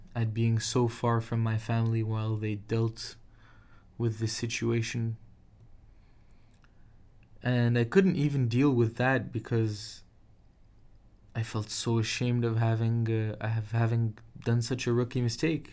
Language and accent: English; Casablanca, Casablanca-Settat, Morocco; moved away; my hometown of Casablanca and family